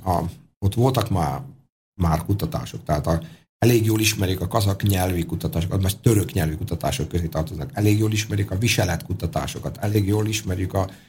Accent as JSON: {"language": "Hungarian", "country": "Hungary", "said": "mikor azt mondtuk, hogy mi magyarok vagyunk, még azt akkor ti rokonok vagytok."}